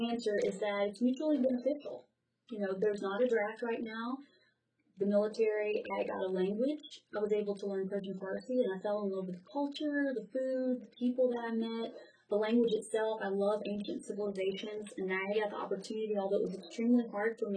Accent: the South, United States; possibly because I'm from the South too, and the military is has is very respected where I'm from.

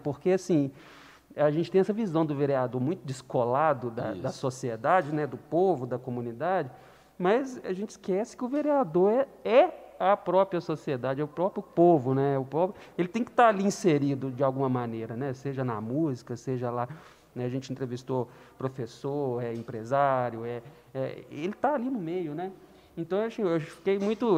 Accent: Belo Horizonte, Minas Gerais, Brazil; moved away; também sou de Belo Horizonte

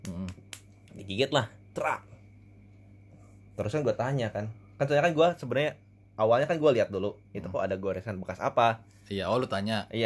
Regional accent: Tanjung Priok, Jakarta, Indonesia; born there; gue lahir di Priok basic gue juga turunan dari sana Sulawesi kan orang-orang pesisir semua.

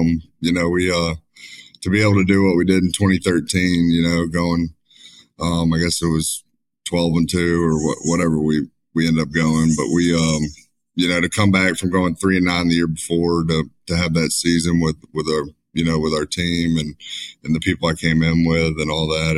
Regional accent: Spanish Fort, Alabama, United States; I'm from Spanish Fort, Alabama. Grew up in Spanish Fort

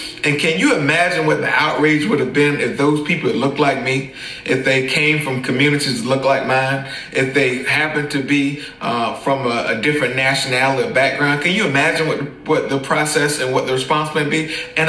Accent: South Carolina, United States; I'm 35, I'm black, I'm from South Carolina, I'm fifth generation AME.

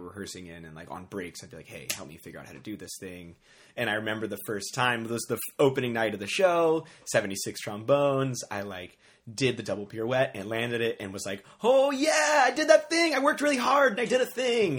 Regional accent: New Orleans, Louisiana, United States; moved away as an adult; also born or lived in Chicago; I grew up in New Orleans. I was born and raised in New Orleans.

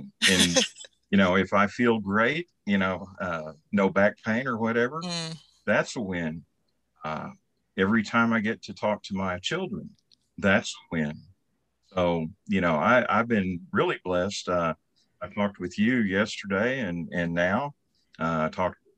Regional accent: Oklahoma City, Oklahoma, United States; moved away as an adult; also born or lived in Lawton, Oklahoma / Bartlesville, Oklahoma / San Antonio, Texas; now in Oklahoma, United States; I was born in 1953 in Oklahoma City

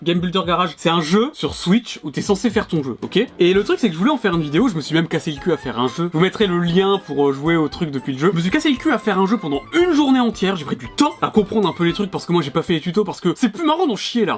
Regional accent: France; je suis français

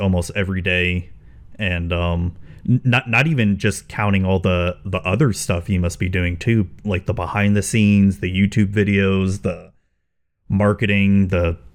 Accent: Spring Hill, Florida, United States; my hometown has grown considerably over the years

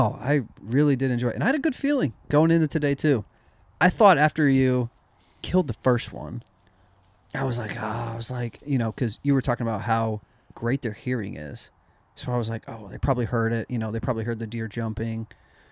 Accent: Illinois, United States; I grew up in Illinois where there were smaller population, but a lot of hunters

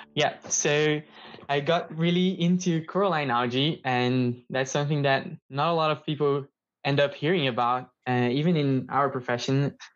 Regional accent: São Paulo, Brazil; moved away as an adult; I am from Brazil. I'm from São Paulo

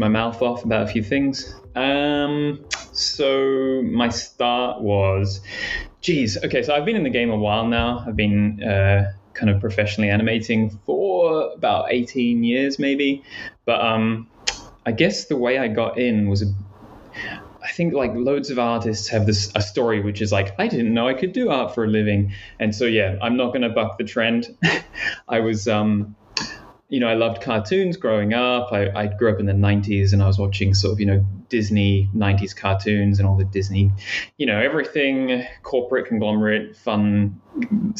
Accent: New Zealand; I grew up in New Zealand

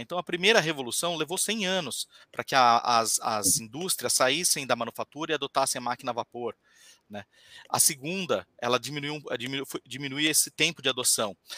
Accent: Diadema, São Paulo, Brazil; moved away as an adult; now in Florianópolis, Brazil; Eu sou de São Paulo, né? Eu vim para estudar, é, fazer minha faculdade aqui

